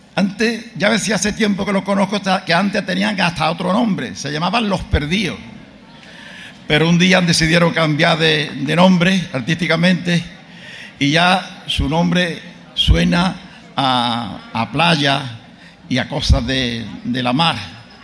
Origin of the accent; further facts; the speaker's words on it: Gines, Andalusia, Spain; soy de Gine